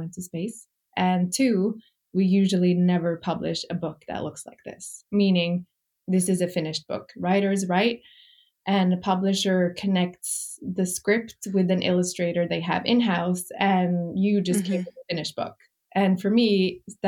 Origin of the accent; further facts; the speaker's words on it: Norway; moved away as an adult; now in New York, United States; I grew up in Norway